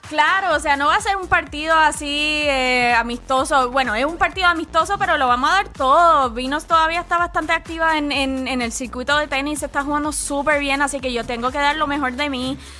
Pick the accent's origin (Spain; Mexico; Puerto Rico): Puerto Rico; now in Atlanta, United States; Soy, puertorriqueña